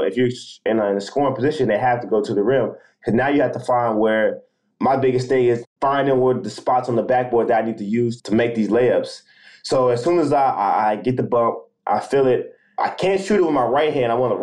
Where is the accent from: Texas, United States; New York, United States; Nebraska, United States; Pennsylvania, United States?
Texas, United States; Garland; I grew up in Dallas. I grew up in Garland.